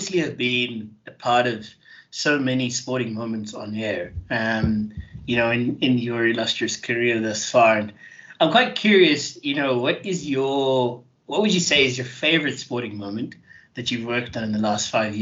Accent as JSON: {"language": "English", "town": "Johannesburg", "region": "Gauteng", "country": "South Africa", "tie": "born or raised there", "moved": "as an adult", "said": "I grew up in Joburg and then left, went to go to the sea to study"}